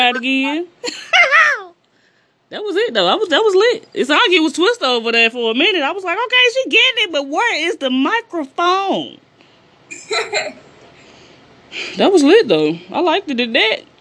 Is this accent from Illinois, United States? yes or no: yes; East St. Louis, Illinois, United States; I'm from East St. Louis, 89 blocks, East St. Louis, that's where I'm